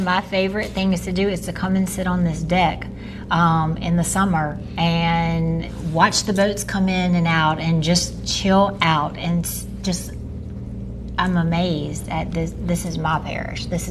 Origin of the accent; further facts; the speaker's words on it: Amite, Louisiana, United States; I am from Amite, so the northern part of the parish, and this has been my lifelong home